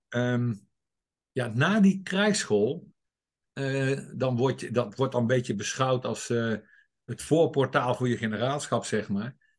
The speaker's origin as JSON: {"language": "Dutch", "town": "'s-Hertogenbosch", "region": "North Brabant", "country": "Netherlands", "tie": "born or raised there", "said": "Ik ben geboren en getogen in Den Bosch"}